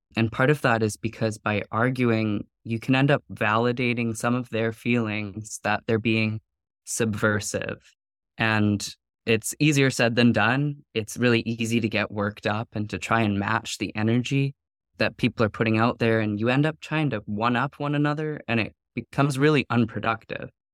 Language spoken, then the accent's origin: English; Vanderhoof, British Columbia, Canada; moved away; I grew up in Vanderhoof